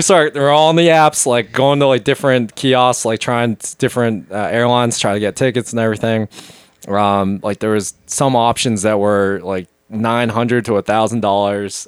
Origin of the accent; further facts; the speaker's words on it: Wrentham, Massachusetts, United States; moved away as an adult; now in Philadelphia, United States; I even grew up like kind of like you guys. Like I was like half an hour outside of Boston